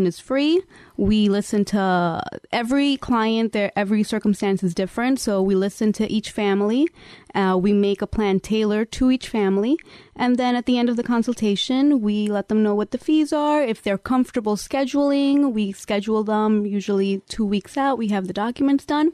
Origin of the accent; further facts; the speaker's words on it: New York City, New York, United States; also born or lived in Mexico; I'm in Sunset Park, Brooklyn. I've been there pretty much my whole life. I was born in Mexico, but I've been in Sunset since I was a little younger than two